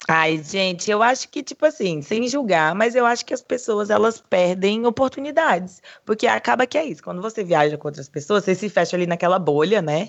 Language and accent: Portuguese; Brazil; now in Thailand; sou brasileira